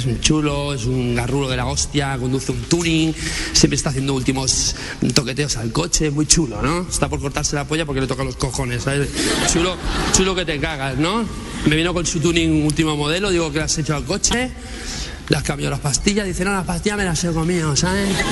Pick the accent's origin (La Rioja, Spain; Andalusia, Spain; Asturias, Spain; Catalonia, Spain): Catalonia, Spain; Barcelona; ser de Barcelona